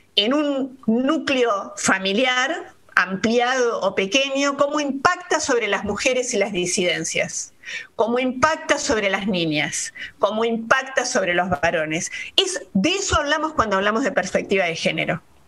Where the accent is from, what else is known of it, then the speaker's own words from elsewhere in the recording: Buenos Aires, Argentina; Soy eh, porteña, soy una ciudadana de Buenos Aires